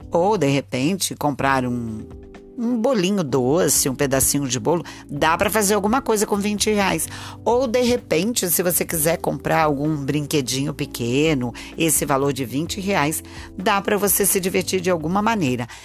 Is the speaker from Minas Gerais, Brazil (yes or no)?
no; Rio de Janeiro, Brazil; eu sou do, do Rio de Janeiro.